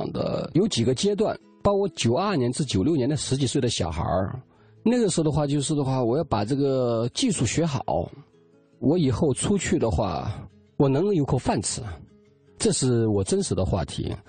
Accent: Linchuan, Jiangxi, China; moved away; also born or lived in Jingdezhen; 我是江西临川人。

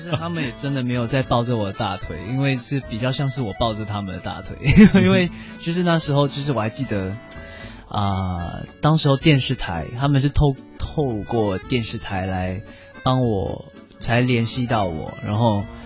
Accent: Singapore; 我是来自新加坡这么一个小小的岛国

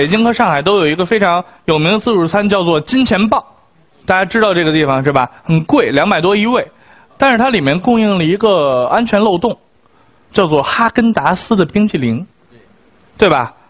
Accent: China; 我们八零后，甚至是我们中国人在吃上面的那些心得和体会

